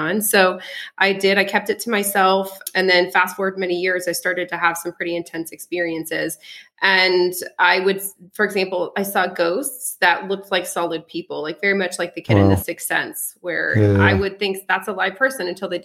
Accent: Colorado, United States; first language French; English is a second language; also born or lived in Alsace-Lorraine, France / California; then we went to Colorado

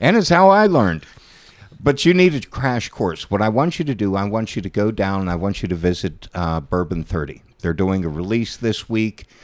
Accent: Steubenville, Ohio, United States; I'm a Pollock from Steubenville

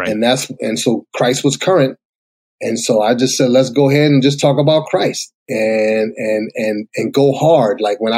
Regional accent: Boston, Massachusetts, United States; moved away as an adult; now in Atlanta, United States; grew up in a rough neighborhood, went through a lot of tragic stuff, got out of there. Where'd you go? In Boston.

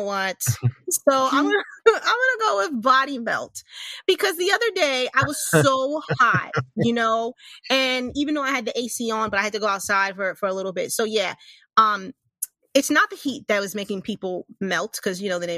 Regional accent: New York City, New York, United States; growing up in New York

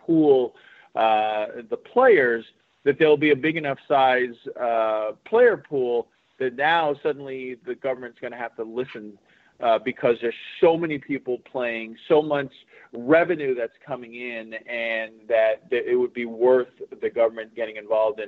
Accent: Massachusetts, United States; I'm from Massachusetts

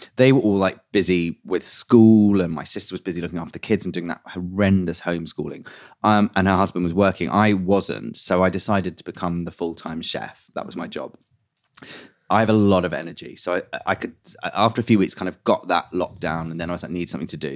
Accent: London, United Kingdom; I grew up in West London

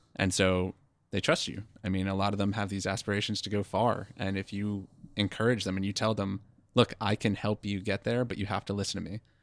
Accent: East Coast, United States; moved away as an adult; now in West Coast, United States; we are from the East Coast, and we came out to the West Coast for the company that we work for now

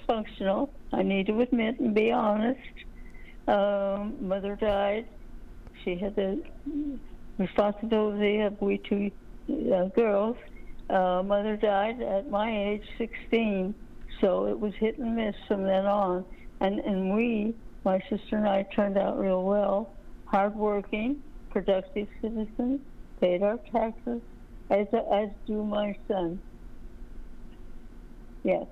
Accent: San Luis Obispo, California, United States; moved away as an adult; I was born in California in San Luis Obispo

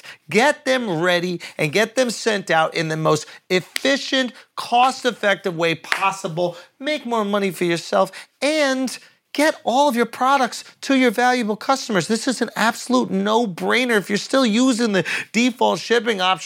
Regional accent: New York, United States; I'm a New Yorker through and through

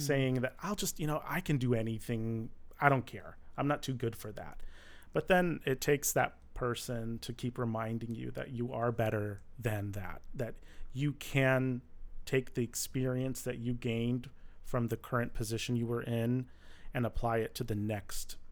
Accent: Michigan, United States; now in Los Angeles, United States; I grew up in Michigan

